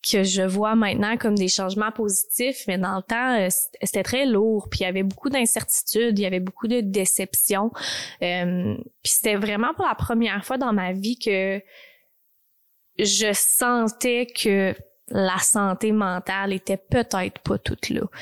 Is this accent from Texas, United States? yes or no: yes; Texas, United States; Fait que j'ai grandi vraiment au Texas. J'ai vraiment eu des, des moments extraordinaires là-bas.